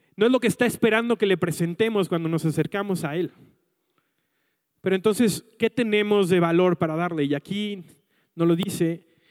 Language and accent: Spanish; Mexico City, Mexico; yo me mudé a la Ciudad de México eh, cuando tenía como 6, 7 años